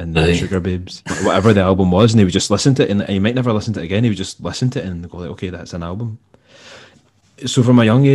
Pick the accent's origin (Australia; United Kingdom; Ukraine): United Kingdom; Largs, Scotland; I grew up in Largs in North Ayrshire